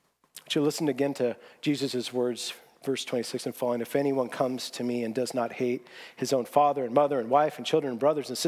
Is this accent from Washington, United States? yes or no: yes; Seattle, Washington, United States; moved away; I grew up in Seattle